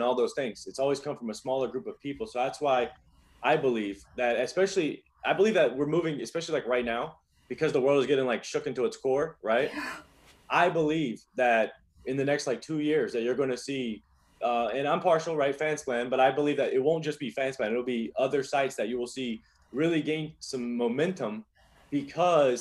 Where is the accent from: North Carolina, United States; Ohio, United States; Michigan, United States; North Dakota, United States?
North Carolina, United States; also born or lived in Los Angeles / China; now in Miami, United States; I'm from North Carolina, but I've lived in LA. Now I live in Miami.